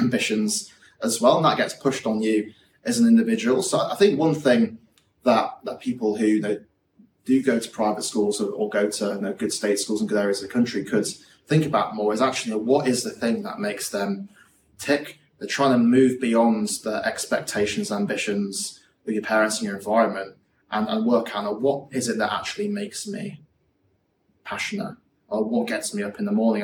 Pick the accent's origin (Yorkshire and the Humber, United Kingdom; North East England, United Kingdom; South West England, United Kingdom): Yorkshire and the Humber, United Kingdom; growing up in West Yorkshire